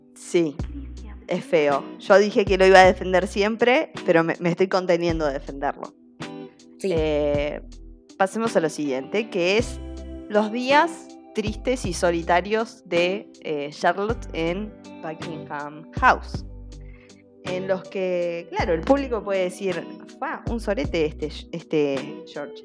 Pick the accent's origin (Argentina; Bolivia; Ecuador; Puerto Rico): Argentina; a nosotros como argentinos